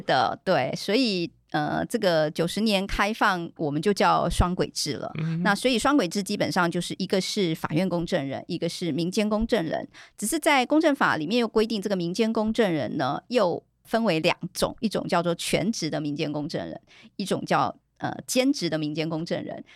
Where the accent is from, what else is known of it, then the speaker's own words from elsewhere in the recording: Taiwan; 我记得之前有一些大陆公证人来到。我们台湾这边来参访的时候